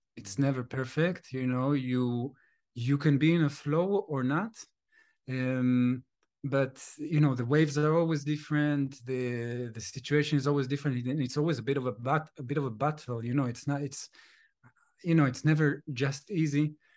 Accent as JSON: {"language": "English", "town": "Jerusalem", "region": "Jerusalem District", "country": "Israel", "moved": "yes", "said": "I'm from Jerusalem"}